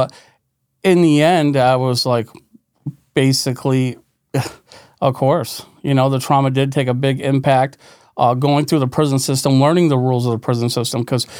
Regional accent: West Glens Falls, New York, United States; I'm from West Glens Falls, New York. It's upstate New York. It's a poor community, West Glens Falls.

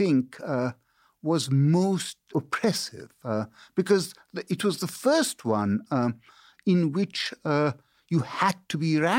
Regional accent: India; also born or lived in China / United Kingdom; now in United States; You know, so I grew up in India and China and Britain. I studied in these places. You know, I went to Catholic school in China and then to a boarding school in India. And then I went to a boarding school in Britain.

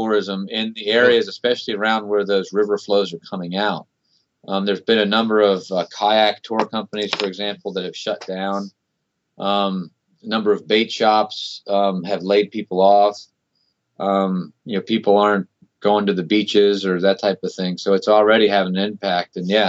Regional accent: Baltimore, Maryland, United States; also born or lived in California; Yeah, I grew up in Baltimore, northeast of Baltimore.

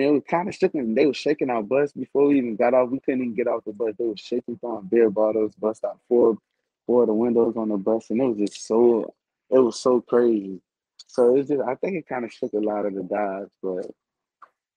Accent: Miami, Florida, United States; coming home and playing in my hometown

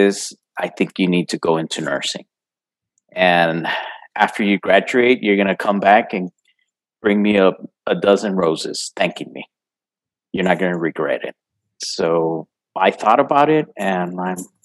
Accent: El Paso, Texas, United States; I'm from El Paso, Texas

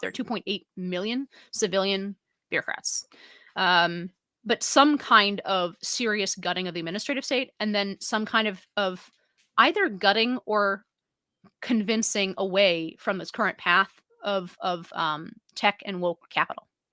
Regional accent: San Francisco, California, United States; now in New York City, United States; my hometown of San Francisco

